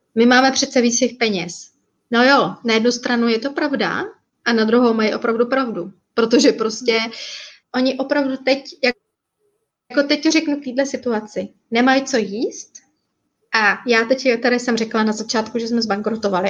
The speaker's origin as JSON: {"language": "Czech", "town": "Jeseník", "region": "Olomouc Region", "country": "Czechia", "moved": "as an adult", "lives_now": "Bali, Indonesia", "said": "my jsme původně ze Seníku"}